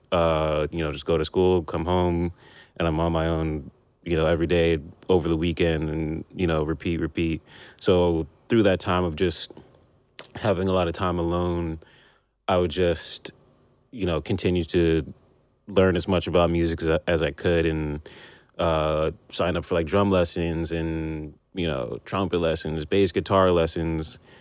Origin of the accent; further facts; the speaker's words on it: Union, New Jersey, United States; also born or lived in Brooklyn, New York; i grew up in new jersey